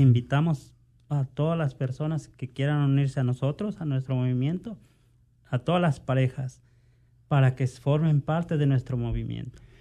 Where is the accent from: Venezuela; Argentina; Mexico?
Mexico; moved away; yo provengo de México